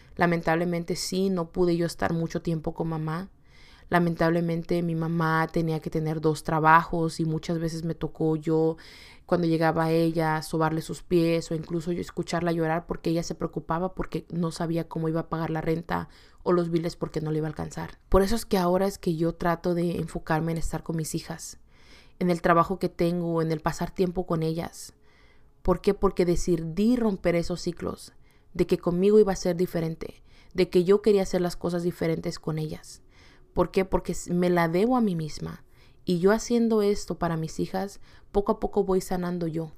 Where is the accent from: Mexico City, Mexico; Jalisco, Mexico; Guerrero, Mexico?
Guerrero, Mexico; Acapulco; also born or lived in California / Yakima, Washington; now in Washington, United States; viniendo de un estado muy caliente, que es el estado de Acapulco Guerrero